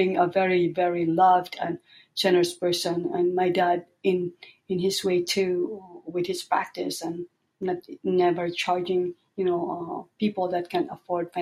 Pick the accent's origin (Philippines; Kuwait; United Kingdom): Philippines; moved away as an adult; also born or lived in Northern California; now in United States; I come from the Philippines in a developing country, coming to the United States, and then being able to assimilate here